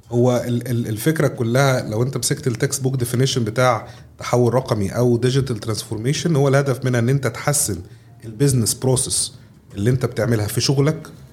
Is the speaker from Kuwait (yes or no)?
no; Egypt; عندنا في مصر